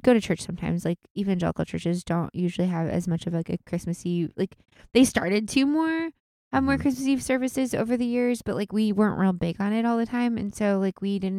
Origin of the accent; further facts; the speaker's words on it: Washington, United States; Well, that's what I grew up with because I grew up out in Washington